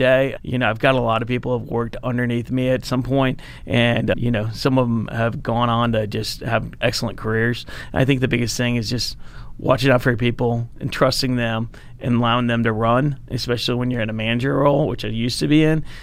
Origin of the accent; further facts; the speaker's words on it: North Richland Hills, Texas, United States; also born or lived in Joliet, Illinois; I moved to Texas when I was pretty young, fourth grade, and I grew up here. North Richland Hills, went to Richland High School